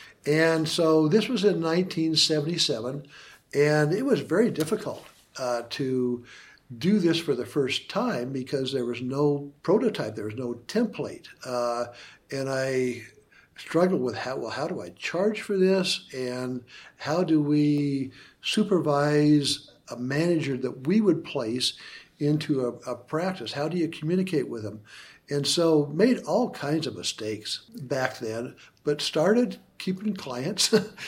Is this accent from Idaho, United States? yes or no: yes; Idaho, United States; When I was in Vietnam, I found myself missing Idaho, my hometown, my home state, more than I thought I would.